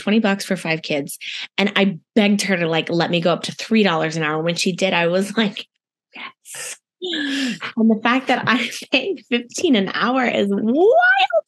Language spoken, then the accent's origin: English; Placentia, California, United States; moved away; I grew up in a city called Placentia. It's literally right next to Anaheim